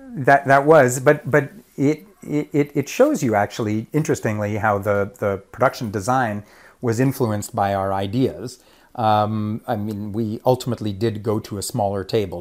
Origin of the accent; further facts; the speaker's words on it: Montreal, Quebec, Canada; moved away as an adult; now in Toronto, Canada; I came from Montreal, but I came to Toronto in the late 80s uh, to study philosophy and classics at U of T